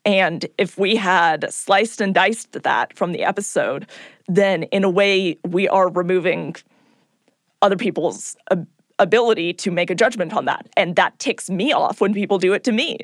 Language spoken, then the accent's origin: English; California, United States; I'm from California.